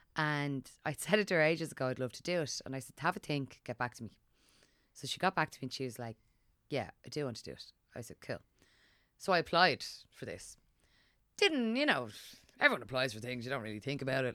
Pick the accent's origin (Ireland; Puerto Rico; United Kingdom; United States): Ireland; Dublin, Leinster; growing up in Dublin